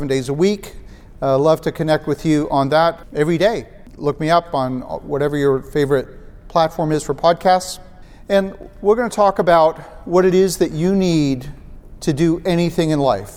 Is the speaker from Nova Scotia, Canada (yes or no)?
no; Ottawa, Ontario, Canada; Ottawa, Canada, which is my hometown